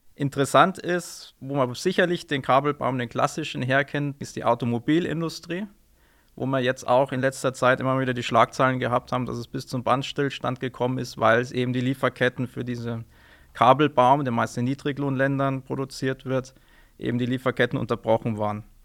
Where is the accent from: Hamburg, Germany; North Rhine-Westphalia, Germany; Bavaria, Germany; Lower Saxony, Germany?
Bavaria, Germany; Neumarkt in der Oberpfalz; moved away as an adult; also born or lived in Münster / Munich / Ingolstadt; now in Amberg, Germany; Ich selbst bin gebürtiger Neumarkter